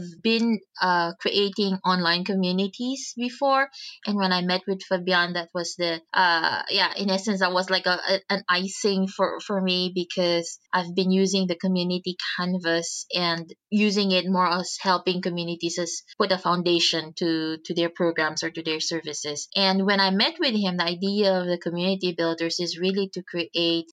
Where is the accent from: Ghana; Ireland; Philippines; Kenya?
Philippines; moved away; I'm originally from the Philippines